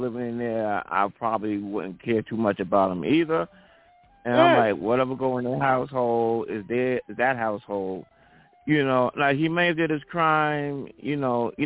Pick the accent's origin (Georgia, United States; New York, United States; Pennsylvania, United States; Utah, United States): New York, United States; New York City; my hometown of Brooklyn